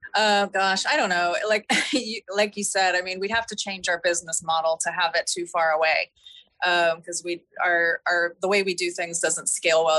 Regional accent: Nevada and Southern Idaho, United States; I grew up in Nevada and in Southern Idaho

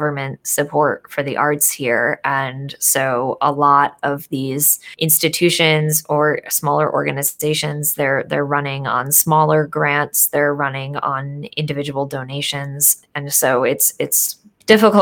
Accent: Northeast of the United States, United States; I grew up in the Northeast of the United States

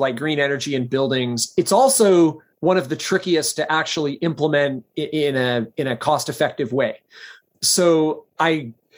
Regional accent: Portland, Maine, United States; also born or lived in Minnesota / Bolivia; I was born in Portland, Maine

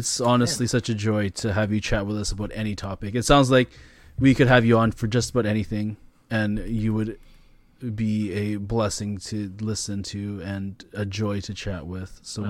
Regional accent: Canada; As a Canadian

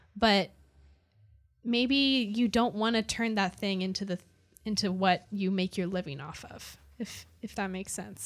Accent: Canada; now in Austin, United States; so I'm from Canada

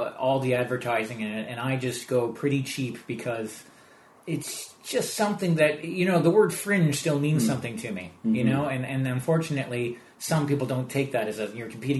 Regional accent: Montreal, Quebec, Canada; accent: American; also born or lived in Vancouver / Toronto; now in London, United Kingdom; born in Montreal

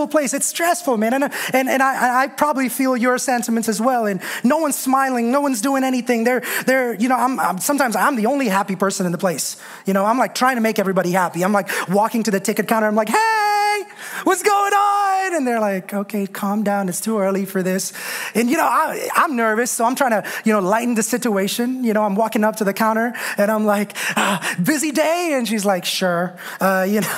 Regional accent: India; moved away; Growing up in India, we had this passion for all things God

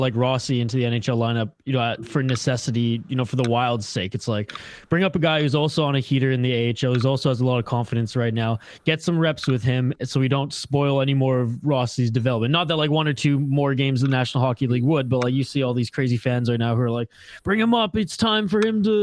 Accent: Vancouver, British Columbia, Canada; I'm from Vancouver

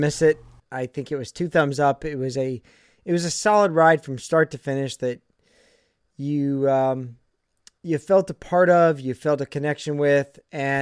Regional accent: United States; as Americans

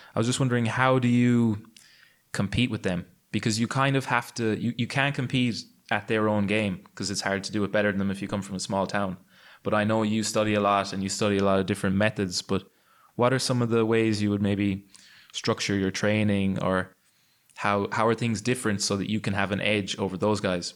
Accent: Limerick, Munster, Ireland; my hometown in Limerick in Ireland

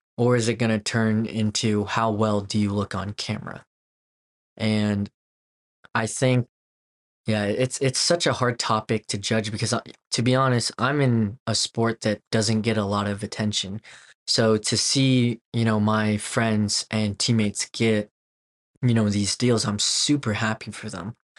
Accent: Wellington, Colorado, United States; also born or lived in South Korea / Denver, Colorado; grew up on a ranch in Wellington, Colorado, and grew up on a farm. And by the age of ten, I kinda moved to Denver

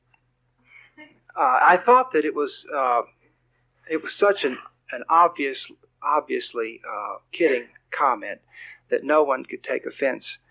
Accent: Texas, United States; also born or lived in Michigan; I'm from Texas

